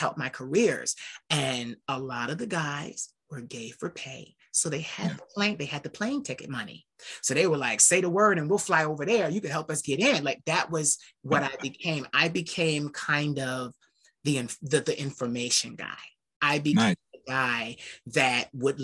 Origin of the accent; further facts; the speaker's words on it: Philadelphia, Pennsylvania, United States; I'm from Philadelphia.